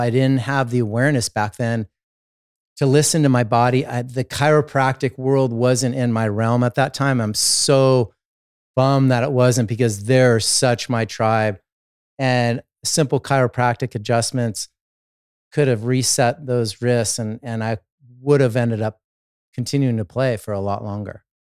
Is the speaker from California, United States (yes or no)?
yes; Los Angeles, California, United States; I started as an athlete growing up in Southern California, Los Angeles